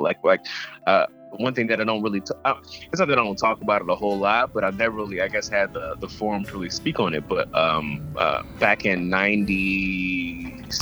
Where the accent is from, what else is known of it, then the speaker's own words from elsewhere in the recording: Atlanta, Georgia, United States; I'm from Atlanta